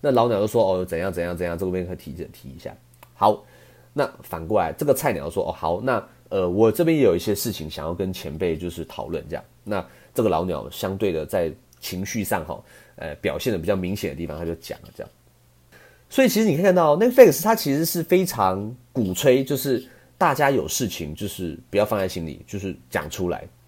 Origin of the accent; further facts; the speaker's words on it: Taiwan; 我们台湾人